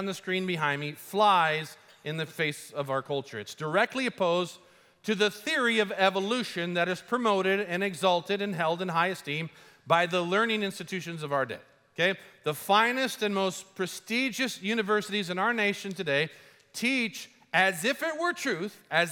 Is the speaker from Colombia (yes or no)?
yes; Colombia; moved away; I grew up in Colombia